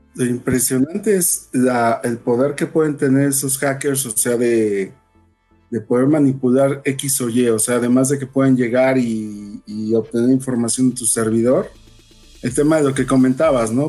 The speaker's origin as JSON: {"language": "Spanish", "country": "Mexico", "said": "aquí en México, pues lamentablemente no tenemos eh, el nivel tecnológico y de servicios, digamos, que, que tiene Estados Unidos"}